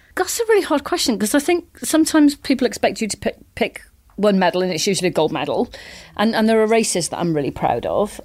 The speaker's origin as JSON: {"language": "English", "region": "Wales", "country": "United Kingdom", "tie": "born or raised there", "said": "I grew up in Wales, and it was a very sporty family"}